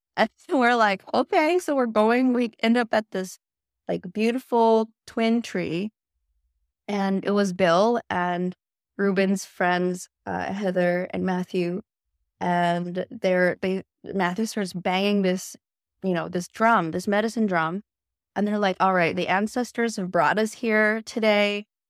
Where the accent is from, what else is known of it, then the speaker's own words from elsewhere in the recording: Canada; also born or lived in China; I'm actually Canadian